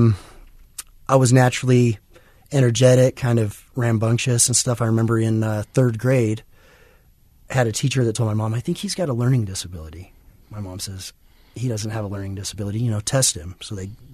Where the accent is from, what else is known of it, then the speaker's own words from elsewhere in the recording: Kaysville, Utah, United States; I grew up in Kaysville, so, you know, small suburban farm community